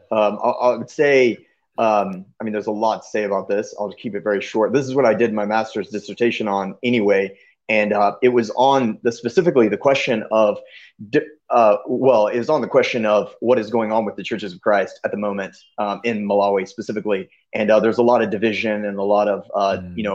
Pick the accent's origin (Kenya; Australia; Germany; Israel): Kenya; You know, growing up in Kenya, we never got to come down here and visit.